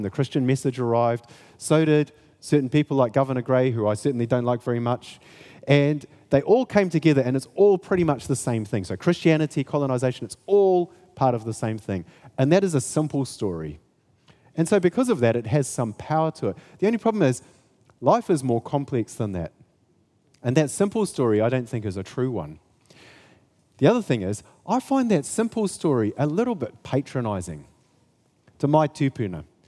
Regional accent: Kaikoura, Canterbury, New Zealand; I come from Kaikoura

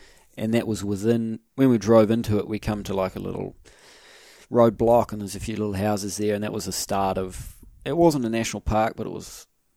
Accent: New Zealand; we pull out our New Zealand passports

